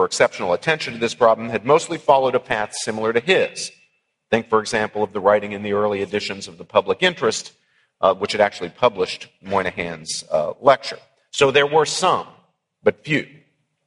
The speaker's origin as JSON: {"language": "English", "region": "West Virginia", "country": "United States", "tie": "born or raised there", "said": "my own native Appalachia. I grew up in West Virginia"}